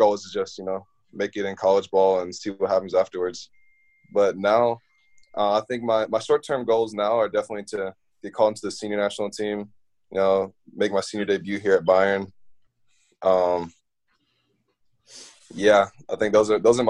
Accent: Birmingham, Alabama, United States; moved away; growing up in Birmingham.

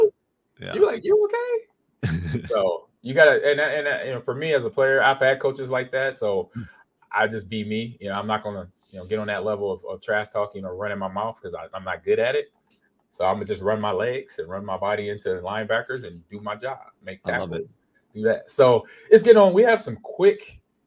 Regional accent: California, United States; as a little league player growing up in California.

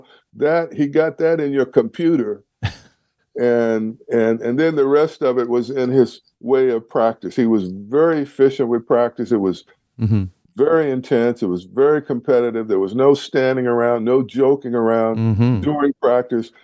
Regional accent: California, United States; I was pretty set on staying in California.

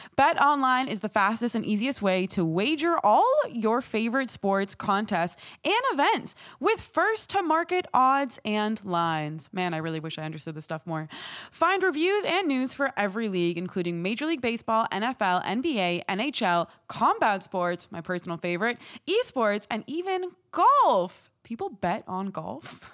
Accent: Morocco; a Moroccan

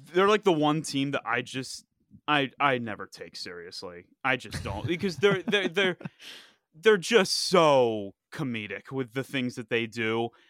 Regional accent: Philadelphia, Pennsylvania, United States; my hometown, Philadelphia

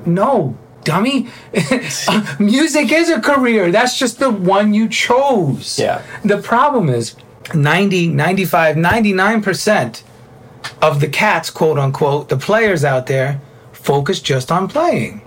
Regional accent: New York, United States; moved away; also born or lived in South Florida; Being a New Yorker, a Cuban Italian New Yorker

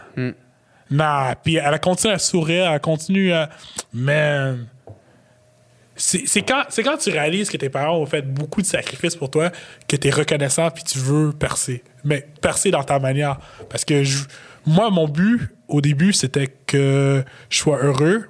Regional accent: Quebec, Canada; je viens du Québec

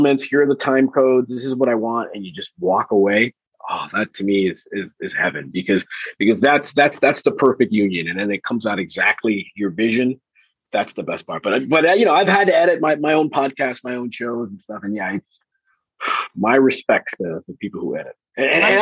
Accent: Los Angeles, California, United States; moved away as an adult; also born or lived in Bristol; now in Miami, United States; I grew up in Los Angeles

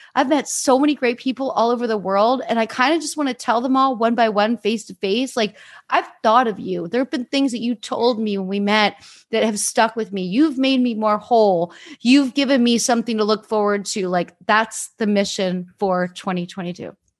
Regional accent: Easton, Pennsylvania, United States; I grew up in Easton

